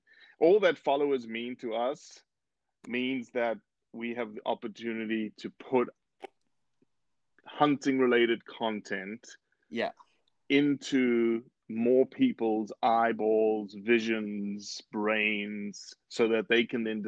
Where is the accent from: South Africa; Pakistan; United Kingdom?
South Africa; also born or lived in Brazil; I was born in Brazil, moved to South Africa when I was three, raised in South Africa.